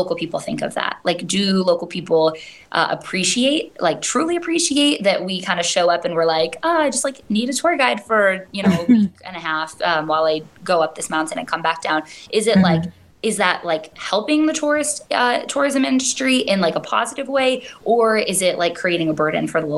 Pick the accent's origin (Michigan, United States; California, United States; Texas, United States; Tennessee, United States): Michigan, United States; first language English; moved away as an adult; also born or lived in Hawaii; I was born and raised there